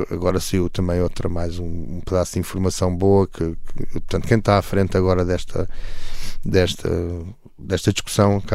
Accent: Alentejo, Portugal; also born or lived in Almada; Portanto, eu vim do Alentejo para a Almada, eh, fiz uma vida, uma vida perfeitamente normal e feliz

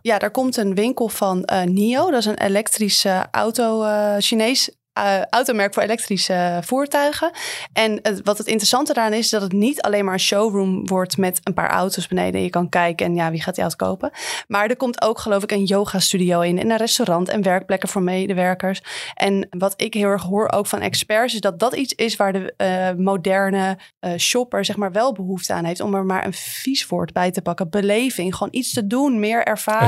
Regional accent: Amsterdam, North Holland, Netherlands; wij als Amsterdammer

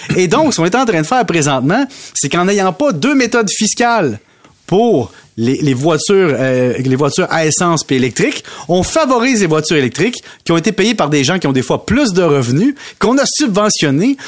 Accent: Salaberry-de-Valleyfield, Quebec, Canada; je viens de Valleyfield

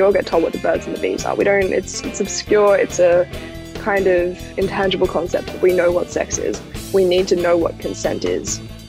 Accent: Australia; It's an issue that clearly affects almost everyone who's growing up in Australia right now.

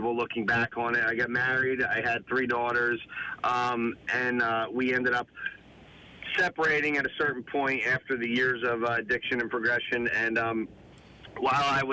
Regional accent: Jersey Shore, New Jersey, United States; growing up at the Jersey Shore

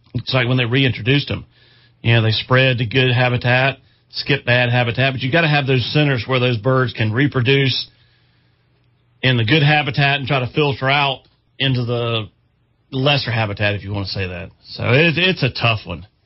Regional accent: Chester County, South Carolina, United States; I grew up hunting in Chester County

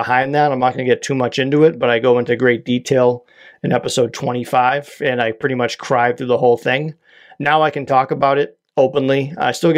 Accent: Quincy, Massachusetts, United States; now in Whitman, United States; I hail from Whitman, Massachusetts, originally from Quincy, Massachusetts.

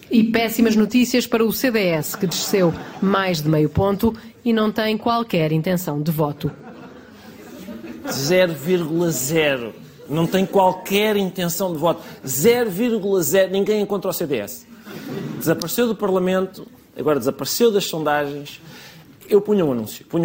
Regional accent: Colombia; now in Portugal; Sou um católico, venho da Colômbia, é pá, eu vou para Lisboa, não me vou calar enquanto não baixarem as rendas em Odivelas

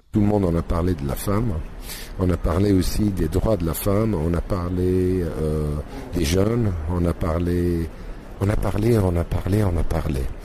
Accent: Egypt; chez nous en Égypte

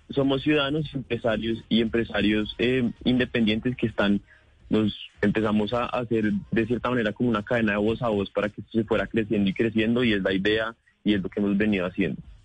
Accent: Colombia

